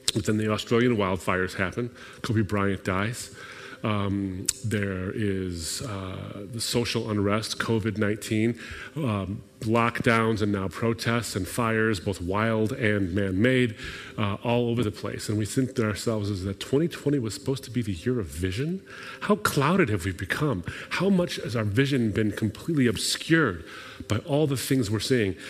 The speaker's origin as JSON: {"language": "English", "country": "Lebanon", "moved": "yes", "said": "My people, I'm from Lebanon, I'm from the Middle East."}